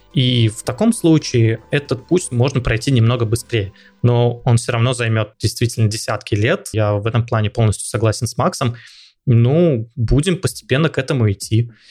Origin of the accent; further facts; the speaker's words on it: Russia; я из России